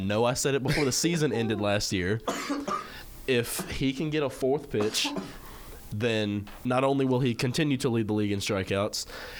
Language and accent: English; Memphis, Tennessee, United States; Because I'm from Memphis.